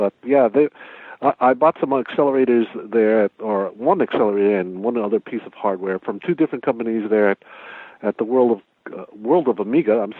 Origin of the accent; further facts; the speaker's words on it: United States; I'm from America